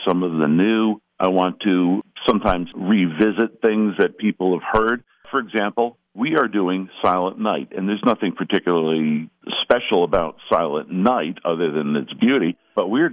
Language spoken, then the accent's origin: English; Honesdale, Pennsylvania, United States; I'm a Honesdale native myself